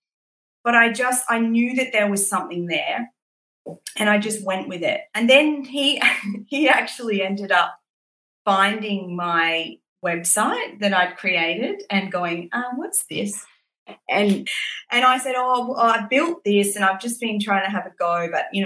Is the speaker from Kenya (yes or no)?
no; Brisbane, Queensland, Australia; moved away; also born or lived in London; I grew up in Brisbane and went to school in Brisbane